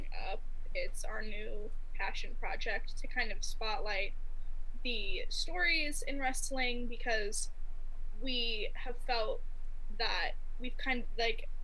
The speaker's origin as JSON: {"language": "English", "region": "Ohio", "country": "United States", "accent": "Midwest", "said": "I'm from Ohio."}